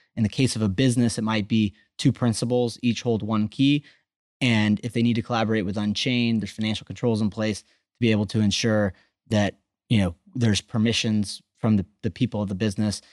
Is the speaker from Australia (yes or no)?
no; Austin, Texas, United States; I'm from Texas, I'm from Austin